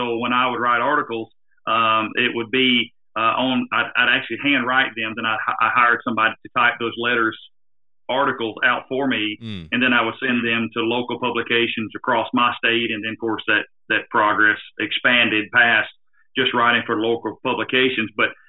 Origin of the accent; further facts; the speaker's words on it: the South, United States; you can tell from my slang or the way I speak, I'm from the South.